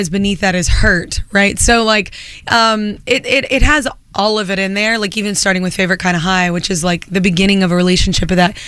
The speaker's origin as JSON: {"language": "English", "town": "Burleson", "region": "Texas", "country": "United States", "also_born_or_lived": "Fort Worth, Texas", "moved": "as an adult", "lives_now": "New York City, United States", "said": "I'm from Burleson and Fort Worth"}